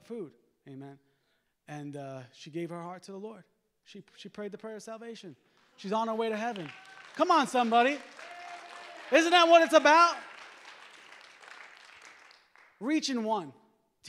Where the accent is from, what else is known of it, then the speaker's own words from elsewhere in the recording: Long Island, New York, United States; moved away as an adult; now in Rockford, United States; I grew up in Long Island, New York. And my wife and I were called by God to move here